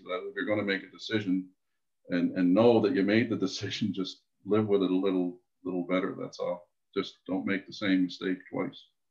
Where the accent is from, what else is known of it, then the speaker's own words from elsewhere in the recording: Canada; I was born on the East Coast.